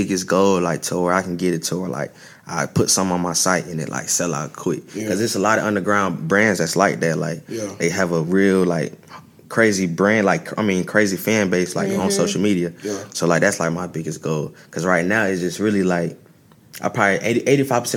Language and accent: English; Syracuse, New York, United States; moved away; I'm originally from Syracuse, New York